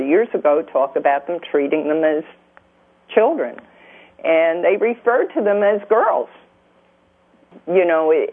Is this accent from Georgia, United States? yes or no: no; New Jersey, United States; moved away as an adult; now in Louisiana, United States; I'm a Yankee from New Jersey originally.